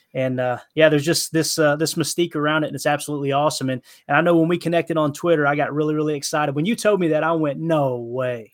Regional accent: Tennessee, United States; we're from Tennessee, you could probably tell by the accent

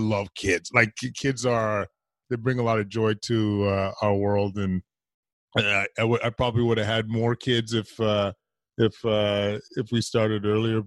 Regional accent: Edmonton, Alberta, Canada; moved away; I'm from Edmonton originally

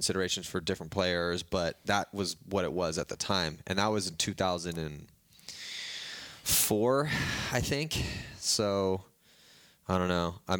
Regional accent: San Diego, California, United States; I was from San Diego.

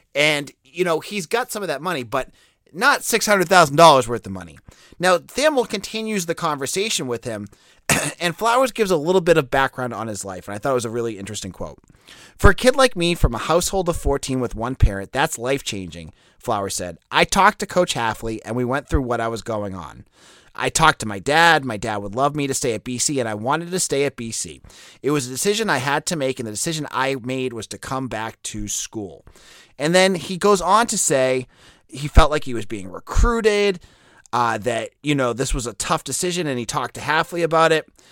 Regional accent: Boston, Massachusetts, United States; accent: Boston; I'm a Boston guy. You could probably tell by my, my accent that sneaks in and out

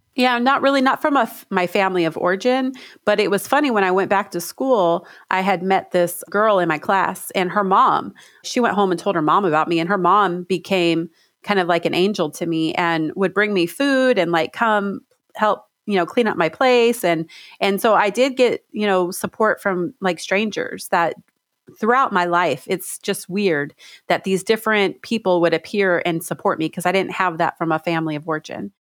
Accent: Stockton, California, United States; now in Washington, United States; I grew up in Stockton, California in the, in the projects

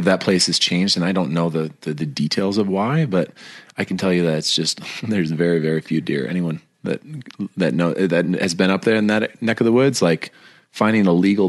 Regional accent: north of Chicago, Illinois, United States; moved away as an adult; now in Montana, United States; I grew up north of Chicago in between Milwaukee and Chicago, right on the line between. And so we're like 10 miles from the Wisconsin border.

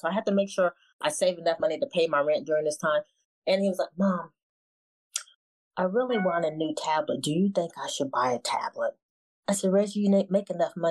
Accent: Ohio, United States; now in Maryland, United States; Ohio is our hometown

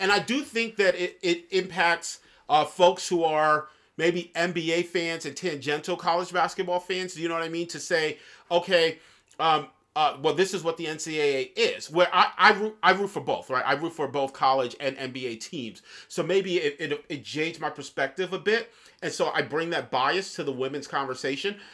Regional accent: New York City, New York, United States; now in Kentucky, United States; growing up in New York City

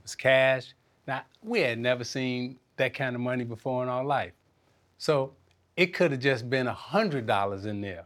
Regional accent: Chicago, Illinois, United States; I'm from Chicago

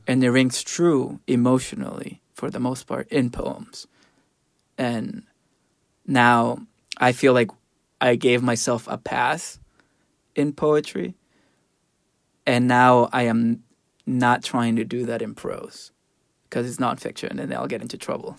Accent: El Salvador; moved away; I grew up in El Salvador

